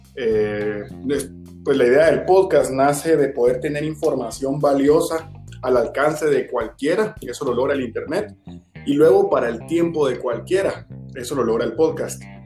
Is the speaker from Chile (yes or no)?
no; Guatemala; como guatemaltecos